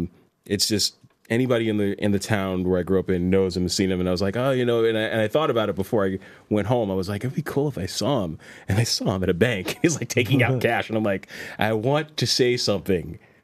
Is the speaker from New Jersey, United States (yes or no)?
yes; New Jersey, United States; moved away; So I'm originally from New Jersey.